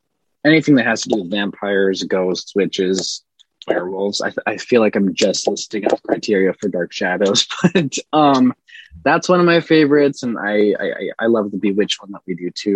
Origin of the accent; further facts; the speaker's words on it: Minnesota, United States; now in Connecticut, United States; my hometown's in Minnesota and I'm in Connecticut at the moment